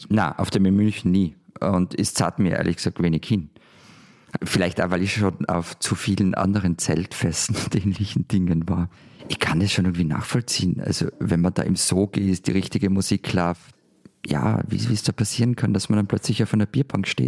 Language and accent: German; Austria